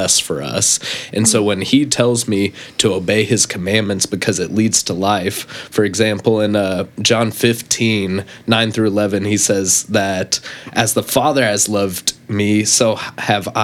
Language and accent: English; Cypress, Texas, United States; I hail from Cypress, Texas, just a little bit northwest of here. You can find my hood over there. Shout out Langham Creek